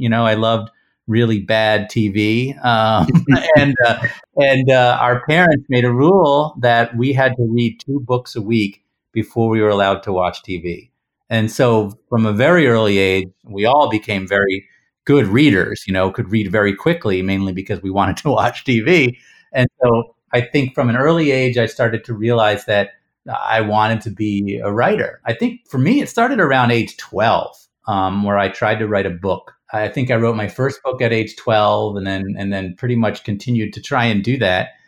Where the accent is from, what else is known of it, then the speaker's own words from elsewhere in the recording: Princeton, New Jersey, United States; we grew up in Princeton, New Jersey